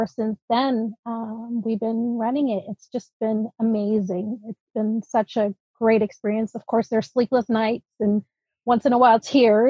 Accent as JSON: {"language": "English", "town": "Alameda", "region": "California", "country": "United States", "tie": "born or raised there", "also_born_or_lived": "Netherlands", "first_language": "Dutch", "second_language": "English", "said": "We moved to the Bay Area, actually, to Alameda, and lived there for a while. I started school and took some ESL classes and was able to integrate into a regular fourth grade."}